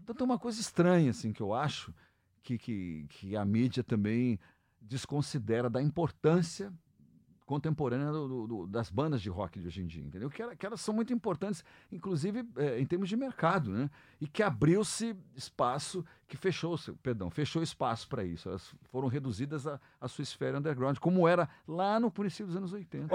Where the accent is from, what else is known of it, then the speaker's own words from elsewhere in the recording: Brazil; nós somos brasileiros e tocamos, tocamos gêneros brasileiros